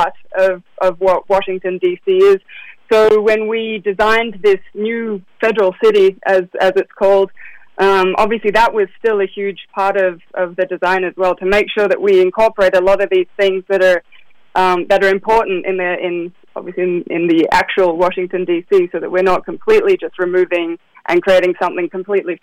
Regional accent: near Melbourne, Victoria, Australia; now in Zurich, Switzerland; I'm from Australia.

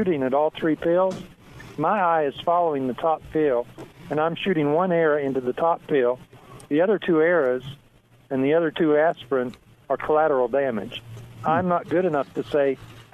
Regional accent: West Virginia, United States; now in Texas, United States; I was raised in West Virginia, and my family were all mountain people

